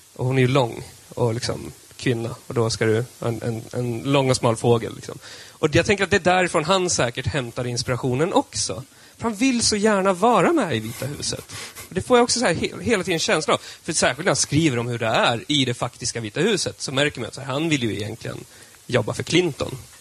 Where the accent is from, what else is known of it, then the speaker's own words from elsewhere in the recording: Södermanland, Sweden; jag är sörmlänning som han är